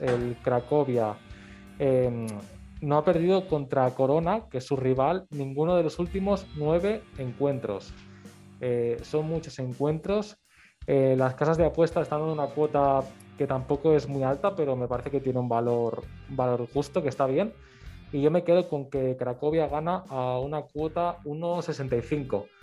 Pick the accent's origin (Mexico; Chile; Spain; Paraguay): Spain; Barcelona, Catalonia; yo soy de Barcelona